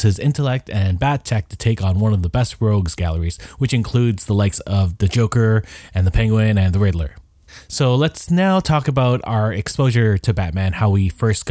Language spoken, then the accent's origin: English; Canada; we're Canadian